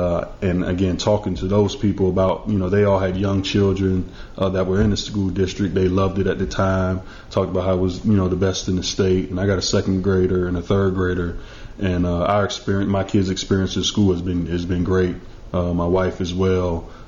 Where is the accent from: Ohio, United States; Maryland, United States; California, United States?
Maryland, United States; moved away as an adult; also born or lived in North Carolina / Buffalo / Arizona; now in Mississippi, United States; I'm from Maryland, right outside of D.C.